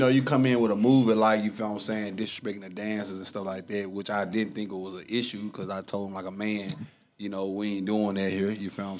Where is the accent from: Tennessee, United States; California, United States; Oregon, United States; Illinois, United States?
Tennessee, United States; Memphis; moved away as an adult; now in Nashville, United States; I'm from Memphis, North Memphis to be exact.